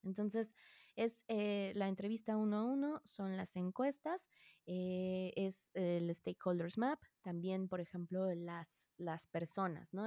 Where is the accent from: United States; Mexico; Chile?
Mexico; yo soy eh, mexicana y soy psicóloga de profesión